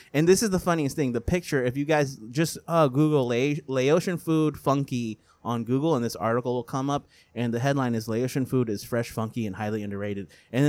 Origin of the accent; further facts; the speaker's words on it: Northern California, United States; I'm from Northern California